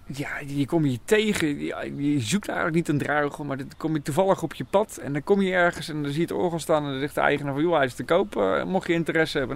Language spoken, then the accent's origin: Dutch; Nieuwkoop, South Holland, Netherlands; ik kom uit Nieuwkoop.